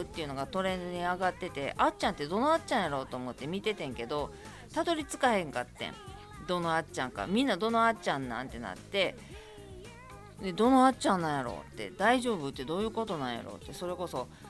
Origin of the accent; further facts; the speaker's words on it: Kobe, Hyogo, Japan; 私灘区なんで隣です